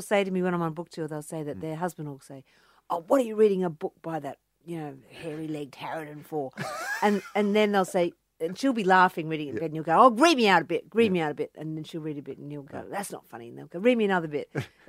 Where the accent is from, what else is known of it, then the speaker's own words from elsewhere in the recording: Cronulla, New South Wales, Australia; Well, I grew up in the Shire, which we call the Insular Peninsula, in Sydney, you know, at Cronulla.